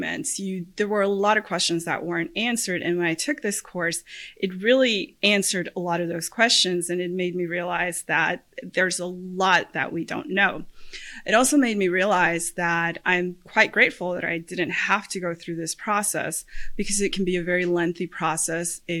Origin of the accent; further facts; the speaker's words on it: Puerto Rico; moved away as an adult; now in Central Florida, United States; I am originally from Puerto Rico. I was born and raised there. I went to law school there.